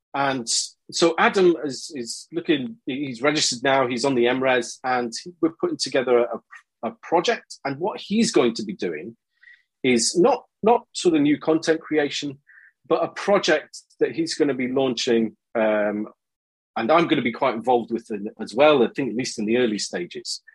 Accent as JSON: {"language": "English", "region": "Scotland", "country": "United Kingdom", "tie": "born or raised there", "also_born_or_lived": "China", "moved": "as an adult", "said": "I grew up in Scotland and family from Liverpool"}